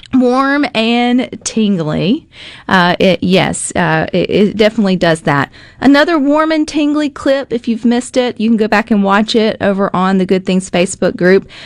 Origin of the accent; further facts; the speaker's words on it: the South, United States; Southerners, we're nosy by nature